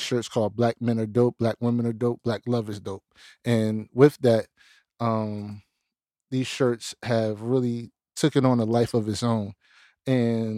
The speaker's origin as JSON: {"language": "English", "region": "New Jersey", "country": "United States", "said": "I'm from Jersey"}